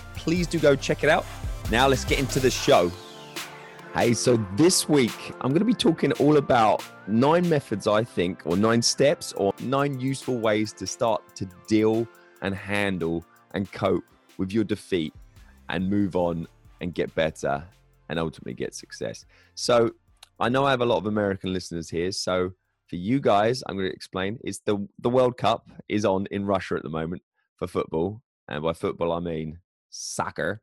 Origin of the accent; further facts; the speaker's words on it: England, United Kingdom; moved away; as an Englishman abroad